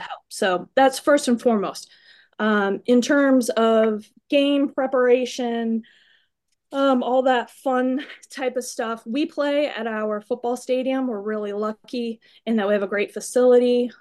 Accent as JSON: {"language": "English", "region": "Iowa", "country": "United States", "moved": "yes", "said": "I am from Iowa"}